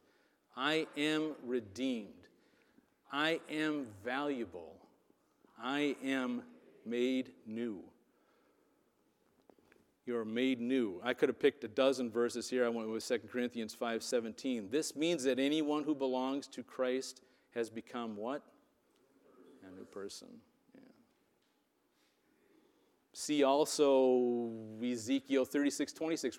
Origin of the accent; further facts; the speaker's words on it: Wisconsin, United States; I was from Wisconsin